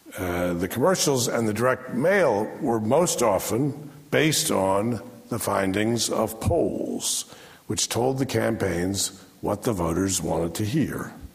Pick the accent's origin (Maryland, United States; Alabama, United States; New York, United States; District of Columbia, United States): District of Columbia, United States; Washington; my hometown, Washington, D.C.